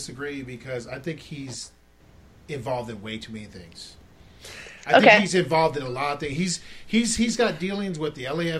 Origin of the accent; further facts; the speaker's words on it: Florida, United States; because I grew up in Florida and all we watched was the Bulls, and I didn't really have a team when I was growing up